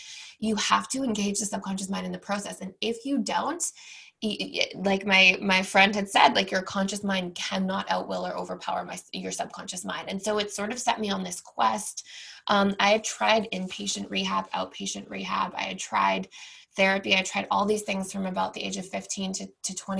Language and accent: English; Toronto, Ontario, Canada; moved away; I, born and raised in Toronto